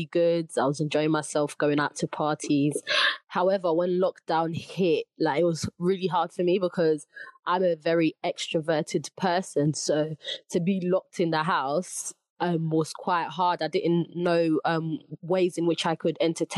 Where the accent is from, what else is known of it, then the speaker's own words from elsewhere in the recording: London, United Kingdom; I'm Ugandan from East London